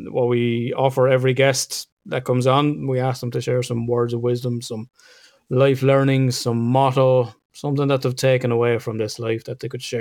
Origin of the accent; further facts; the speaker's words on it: Ireland; being Irish as, as we would say